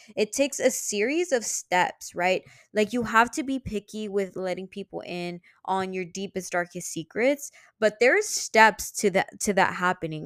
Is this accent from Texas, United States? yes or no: yes; Houston, Texas, United States; also born or lived in New York; I was from Houston